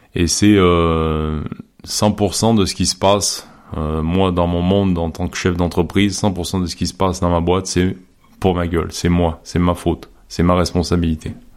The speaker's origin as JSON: {"language": "French", "region": "Quebec", "country": "Canada", "tie": "born or raised there", "said": "j'ai grandi au Québec"}